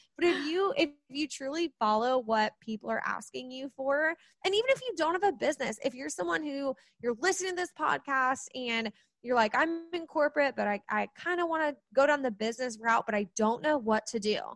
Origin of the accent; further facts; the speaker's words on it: Kansas City, United States; I am from Kansas City, right in the Midwest